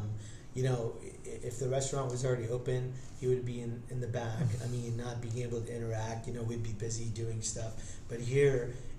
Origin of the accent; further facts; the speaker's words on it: India; moved away; I'm Indian